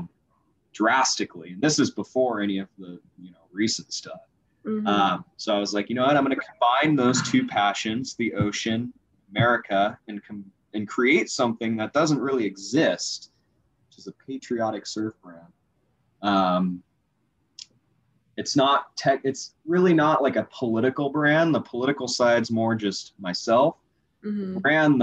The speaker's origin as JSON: {"language": "English", "town": "Dana Point", "region": "California", "country": "United States", "said": "I'm from Dana Point, California. It's like southern, close to San Diego"}